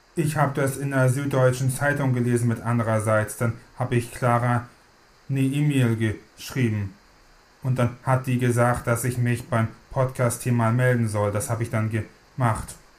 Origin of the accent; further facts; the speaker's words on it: Hamburg, Germany; Ich komme aus Hamburg.